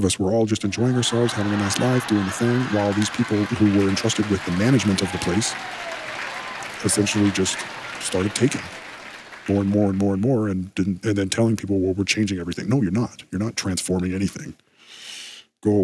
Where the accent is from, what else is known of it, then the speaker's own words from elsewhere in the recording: United States; I am an American